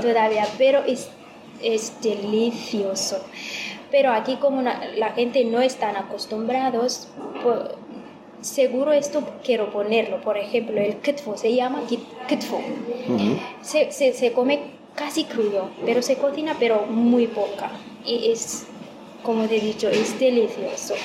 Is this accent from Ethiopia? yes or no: yes; Ethiopia; Spanish is a second language; now in Spain